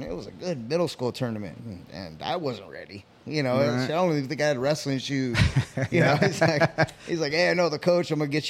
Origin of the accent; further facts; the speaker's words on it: Phoenix, Arizona, United States; I grew up here in Maryville, you know, 59th Avenue in Camelback is kind of, you know, where my parents still have a house.